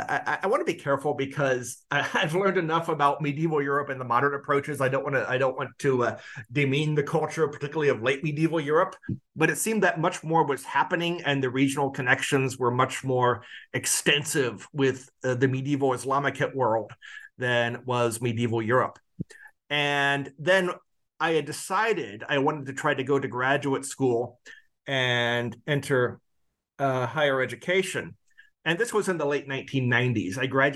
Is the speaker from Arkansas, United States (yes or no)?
no; Quincy, Illinois, United States; So I grew up in Quincy, Illinois, which is in the whitest part of the American state of Illinois along the Mississippi River. Partway between, it's in the Midwest, between St. Louis and Chicago, that broad expanse.